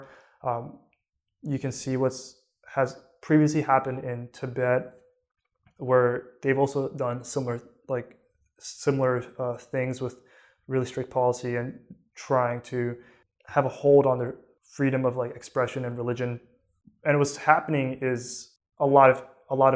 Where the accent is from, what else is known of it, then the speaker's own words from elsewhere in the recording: United States; I was born in the United States, so I was born a citizen